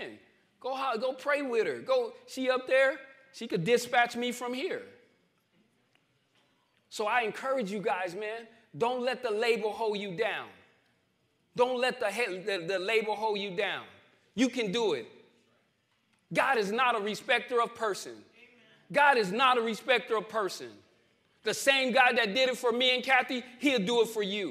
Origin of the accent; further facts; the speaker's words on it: Winslow, Arizona, United States; moved away as an adult; also born or lived in Phoenix, Arizona; through my hometown